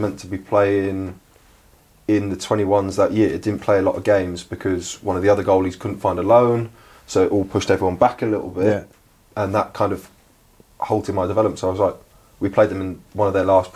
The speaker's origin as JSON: {"language": "English", "town": "Reading", "region": "South East England", "country": "United Kingdom", "tie": "born or raised there", "said": "It's my hometown club"}